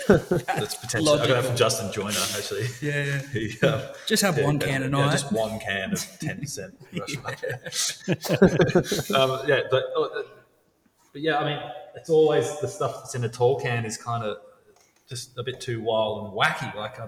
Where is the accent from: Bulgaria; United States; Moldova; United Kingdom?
United Kingdom; England; I'm originally from England